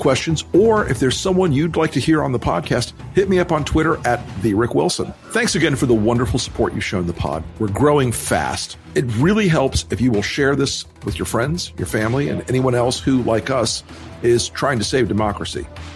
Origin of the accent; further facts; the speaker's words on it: the South, United States; I'm from the South. We say that kind of thing.